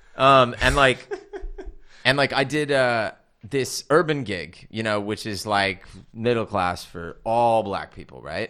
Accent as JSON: {"language": "English", "region": "California", "country": "United States", "tie": "born or raised there", "moved": "as an adult", "lives_now": "United Kingdom", "said": "growing up in California"}